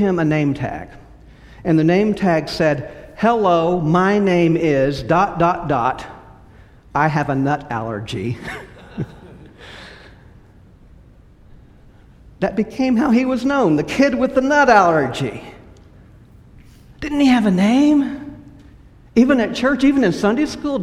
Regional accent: West Texas, United States; also born or lived in California / Lubbock, Texas; now in Houston, United States; I grew up in partly in West Texas, where my family was, some in California

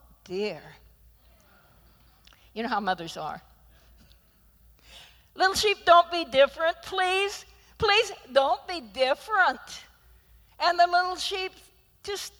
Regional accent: Idaho, United States; moved away; being from Idaho

